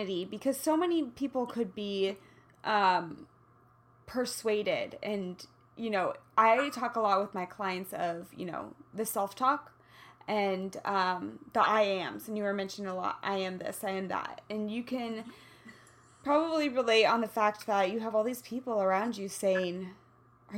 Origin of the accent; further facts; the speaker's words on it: Kansas City, Kansas, United States; now in Los Angeles, United States; I'm from Kansas City